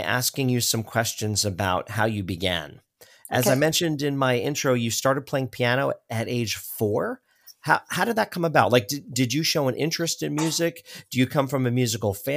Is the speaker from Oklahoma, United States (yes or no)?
no; Hollywood, Florida, United States; I was born in Hollywood, Florida, so just north of you